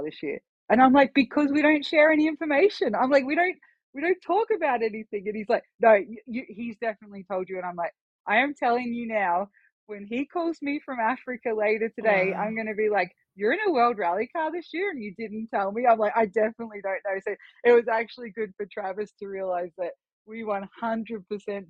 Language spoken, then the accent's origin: English; Australia; moved away as an adult; now in Idaho, United States; I was obviously a citizen in Australia